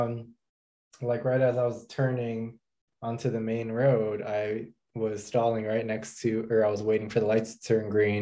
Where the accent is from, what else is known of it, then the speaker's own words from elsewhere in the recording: Indiana, United States; also born or lived in New York; now in Dallas, United States; I grew up in Indiana